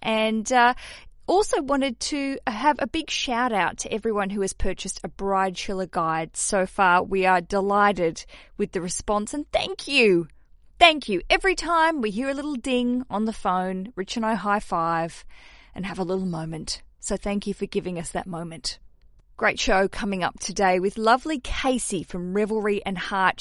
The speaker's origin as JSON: {"language": "English", "country": "Australia", "said": "as an Australian"}